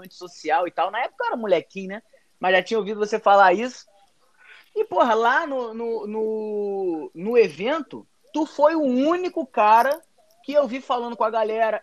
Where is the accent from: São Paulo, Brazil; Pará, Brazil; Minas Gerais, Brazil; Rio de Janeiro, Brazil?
Rio de Janeiro, Brazil; Mesquita; Eu sou de Mesquita, né? Aqui no Rio de Janeiro